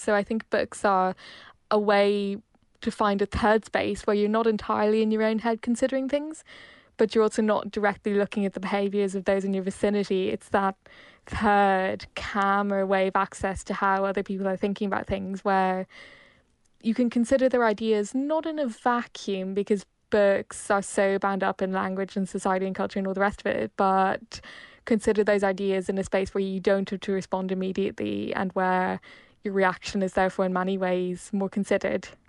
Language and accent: English; Ireland; also born or lived in Hong Kong; as an Irish person